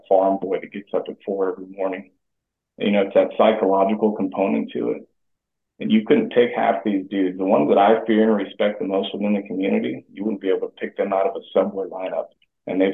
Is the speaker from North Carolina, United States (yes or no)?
no; Hawaii, United States; moved away as an adult; growing up in Hawaii, that equatorial type environment really reminded me of home